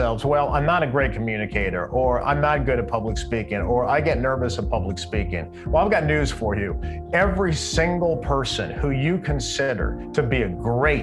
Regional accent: California, United States; also born or lived in New York / Los Angeles; I'm from California, but I had a gig doing CNN business news in New York

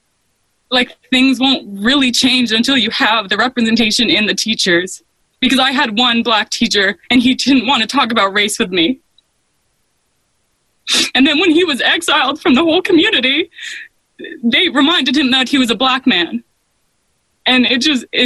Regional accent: Maine, United States; also born or lived in New Mexico / Washington, D.C.; I was born in New Mexico, so Hispanic and white, and then I moved to Maine

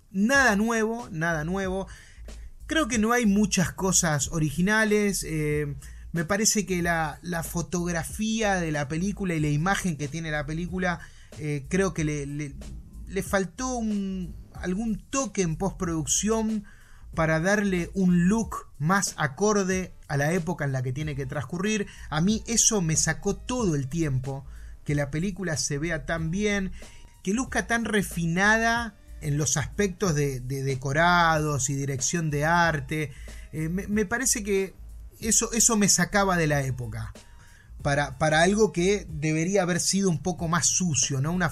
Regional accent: Argentina; porque soy bien argentino

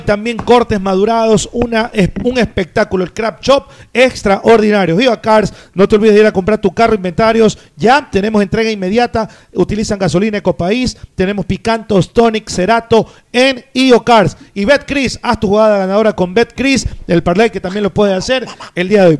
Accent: Guayaquil, Guayas, Ecuador; yo crecí en Guayaquil

